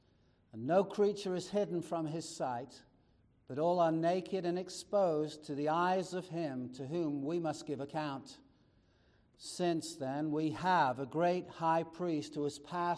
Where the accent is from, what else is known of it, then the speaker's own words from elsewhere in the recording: United States; We're American